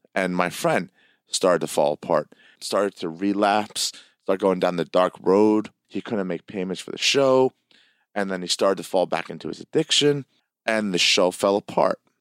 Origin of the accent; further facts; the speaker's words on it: Hamilton, New Jersey, United States; I went to Greek school in this area of Hamilton, New Jersey